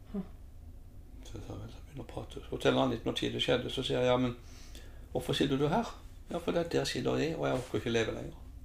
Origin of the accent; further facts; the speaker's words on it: Lillesand, Agder, Norway; født og oppvokst i Lillesand. Har jo eh, familien her.